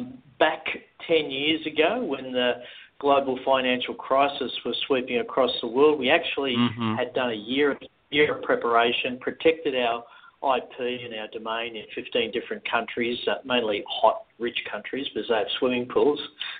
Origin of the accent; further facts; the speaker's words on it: Texas, United States; accent: North Texas; What is my North Texas accent a dead giveaway?